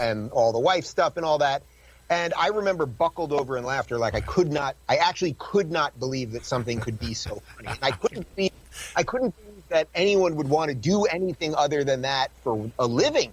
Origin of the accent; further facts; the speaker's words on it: New York, United States; I'm from New York